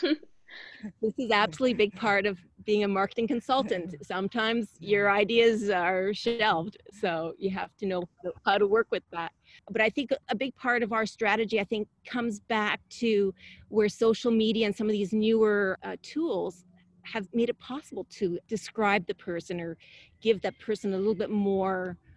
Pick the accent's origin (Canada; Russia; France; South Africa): Canada; now in San Diego, United States; I'm originally from Canada